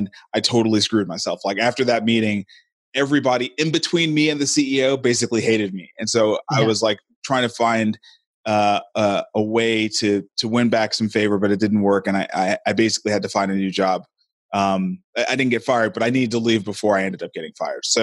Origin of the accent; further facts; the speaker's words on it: New York City, New York, United States; moved away as an adult; now in Nashville, United States; I'm hailing out of Nashville, Tennessee. I'm originally from Brooklyn, New York